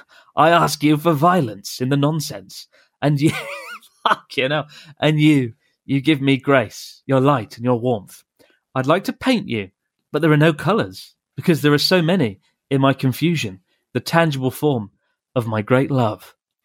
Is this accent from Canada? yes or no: no; Moscow, Russia; Hi, Chris and Pete. … I'm from Moscow.